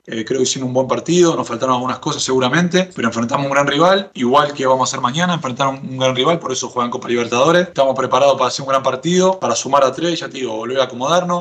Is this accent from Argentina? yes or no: yes; Argentina; now in Chile; Yo soy argentino